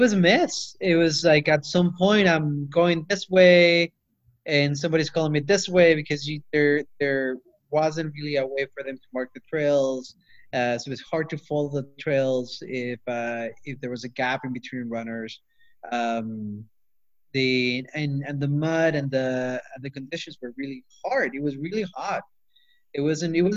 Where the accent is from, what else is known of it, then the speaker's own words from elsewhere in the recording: Peru; now in Auburn, United States; I grew up in Peru